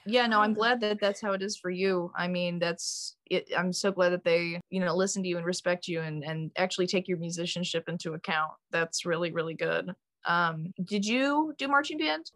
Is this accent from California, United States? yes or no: no; Wheaton, Illinois, United States; moved away as an adult; now in New York, United States; I went to Wheaton North High School